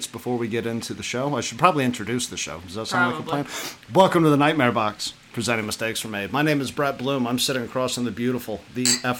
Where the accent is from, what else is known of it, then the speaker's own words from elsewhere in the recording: San Antonio, Texas, United States; moved away; I grew up in San Antonio at a certain point in my life